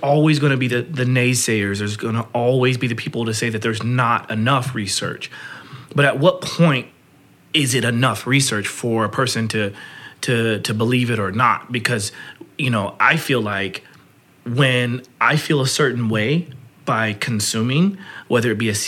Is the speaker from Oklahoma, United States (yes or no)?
yes; Oklahoma, United States; I grew up in Oklahoma